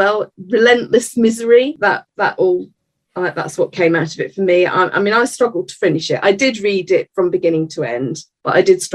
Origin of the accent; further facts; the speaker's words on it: Edinburgh, Scotland, United Kingdom; I was brought up in Edinburgh